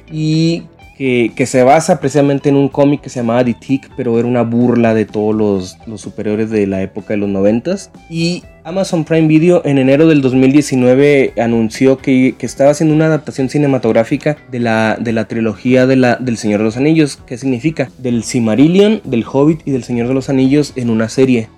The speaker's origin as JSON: {"language": "Spanish", "region": "Chihuahua", "country": "Mexico", "said": "soy de México, en más concreto desde el estado de Chihuahua, en el norte"}